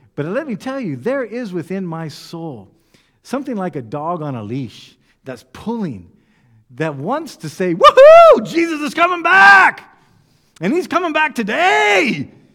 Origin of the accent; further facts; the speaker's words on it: United States; moved away; I come from the United States